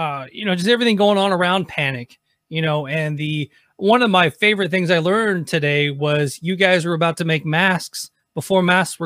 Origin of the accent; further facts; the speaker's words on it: Nashville, Tennessee, United States; I grew up in Nashville